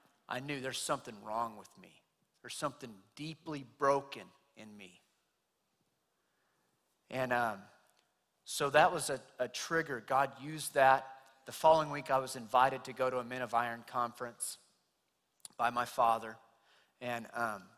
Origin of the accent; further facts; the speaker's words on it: Clovis, United States; I'm from Clovis, right down the street, born and raised